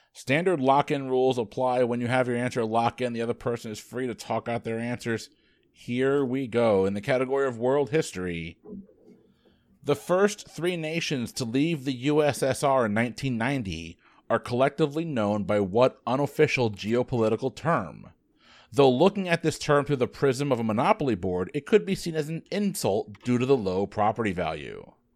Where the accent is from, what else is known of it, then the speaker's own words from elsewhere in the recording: Connecticut, United States; My home state of Connecticut.